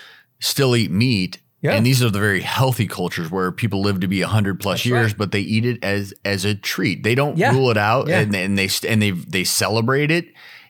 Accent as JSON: {"language": "English", "region": "Midwest", "country": "United States", "said": "So I'm from the Midwest. I still go back to the family farm all the time in Nebraska."}